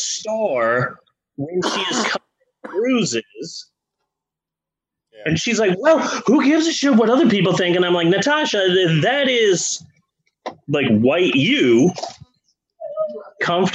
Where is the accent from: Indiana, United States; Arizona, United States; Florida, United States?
Arizona, United States; Phoenix; now in Shawnee, United States; growing up in Phoenix